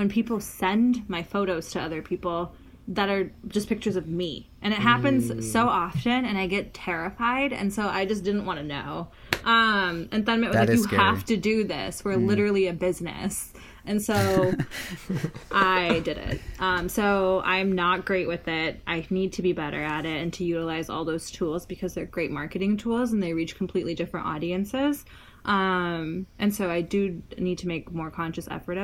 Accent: Detroit and Columbus, Midwest, United States; I grew up in Detroit

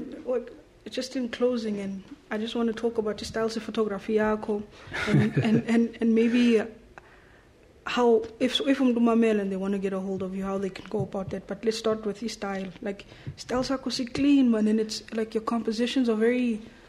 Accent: Cape Town, Western Cape, South Africa; Yeah, I'm from Ekapa.

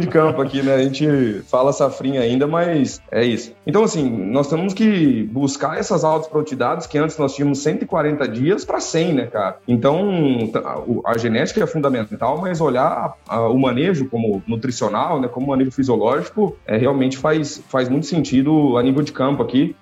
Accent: interior of São Paulo, Brazil; moved away as an adult; now in Sorriso, Brazil; eu saí de Biúna, lá, interiorzinho de São Paulo, e estou aqui na, na capital do agro

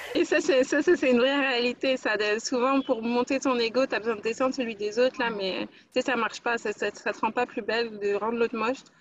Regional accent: France; moved away as an adult; now in Montreal, Canada; je suis née en France, mais ça fait euh, un an que j'habite à Montréal maintenant. je suis d'origine guadeloupéenne.

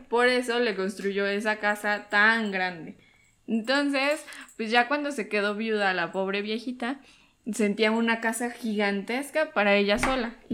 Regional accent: Cholula, Puebla, Mexico; also born or lived in Veracruz; Pues yo nací en Veracruz, pero. soy orgullosamente cholulteca.

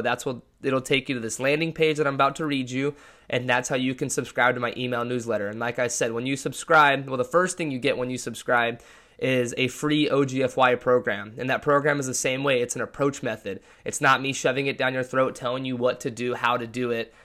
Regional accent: Lake Forest, California, United States; moved away as an adult; also born or lived in Washington State University, Washington; I was born and raised in Orange County, California

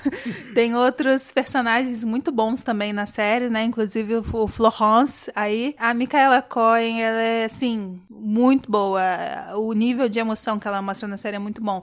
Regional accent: Brazil; A gente vive num país de terceiro mundo, a gente é latino

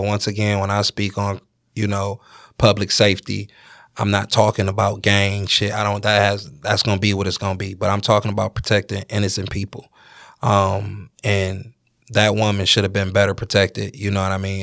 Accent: Detroit, Michigan, United States; I'm from Detroit

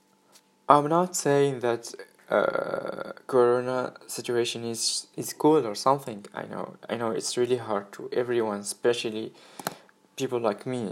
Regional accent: Tunisia; moved away as an adult; I'm from Tunisia, and 3 months ago I decided to go in a new experience in other country

